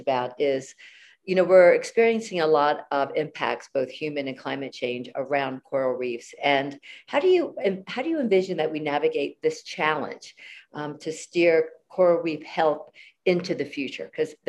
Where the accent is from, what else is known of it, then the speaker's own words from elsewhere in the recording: East Coast, United States; I grew up on the East Coast